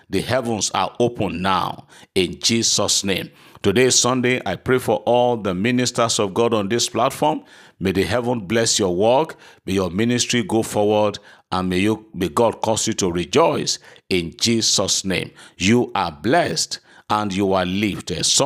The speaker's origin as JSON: {"language": "English", "town": "Erinle", "country": "Nigeria", "said": "I am so passing person from Erinle in Oshun State. I think Erinle is in Kwara State, not in Oshun. I'm from Erinle."}